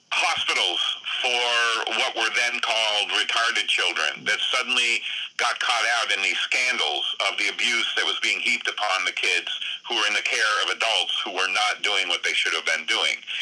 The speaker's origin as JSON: {"language": "English", "region": "northern Vermont", "country": "United States", "tie": "born or raised there", "said": "I'm a Vermonter, but I grew up in northern Vermont."}